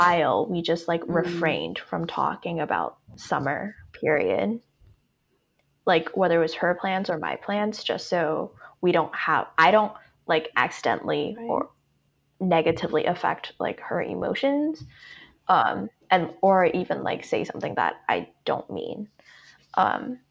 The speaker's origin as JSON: {"language": "English", "country": "Hong Kong", "tie": "born or raised there", "said": "me growing up in Hong Kong, and it's a very competitive academic environment."}